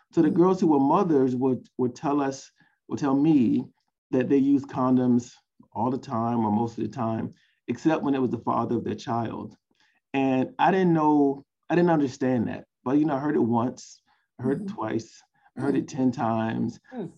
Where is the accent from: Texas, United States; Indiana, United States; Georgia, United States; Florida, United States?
Georgia, United States; Savannah; I'm a Southerner. I'm from Savannah, Georgia.